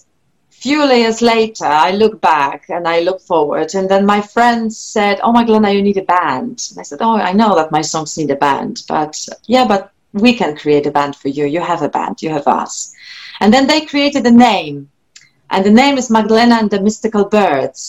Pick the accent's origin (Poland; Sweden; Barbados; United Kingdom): Poland; first language Polish; English is a second language; moved away; my first language is Polish. I'm Polish, and then English is my second language